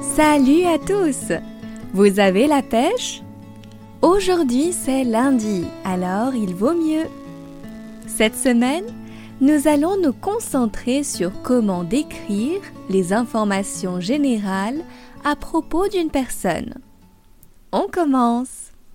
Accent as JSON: {"language": "French", "country": "France", "lives_now": "Paris, France", "said": "je suis française et j'habite à Paris"}